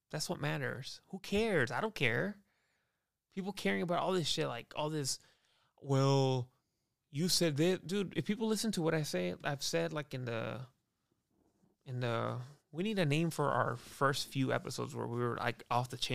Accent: United States; I'm i I'm American, dude.

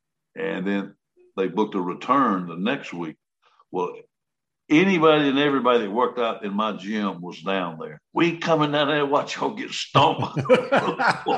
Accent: Columbus, United States; I'm going to put you in Columbus. I said, okay. Hit my hometown right here.

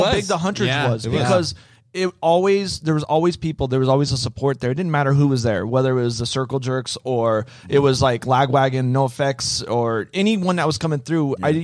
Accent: Las Vegas, Nevada, United States; born or raised there

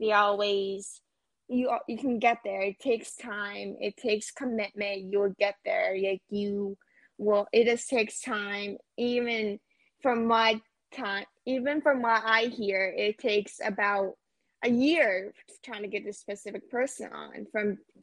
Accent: Pennsylvania, United States; I'm from Pennsylvania

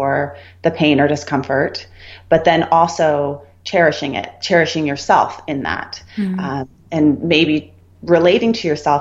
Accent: Santa Barbara, California, United States; also born or lived in Colorado; I grew up in Santa Barbara

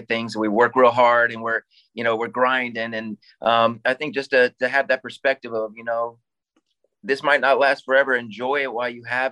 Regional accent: Ohio, United States; we're four guys from Ohio

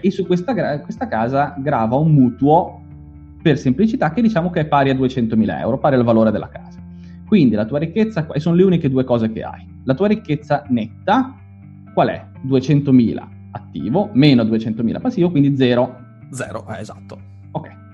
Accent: Genoa, Liguria, Italy; Io sono di Genova

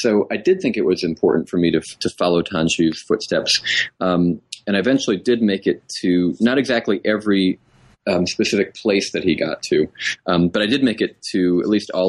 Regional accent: New England, United States; my parents are Texans and Southerners, and I was raised in New England.

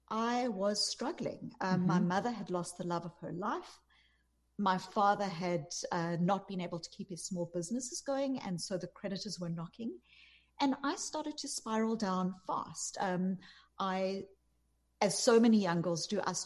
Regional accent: South Africa; moved away; You can hear from my accent, I'm not from America. I grew up in apartheid South Africa

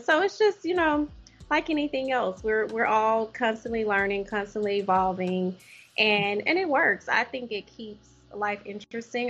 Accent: Louisiana, United States; moved away as an adult; also born or lived in Ohio; now in Oklahoma, United States; I'm originally from Louisiana.

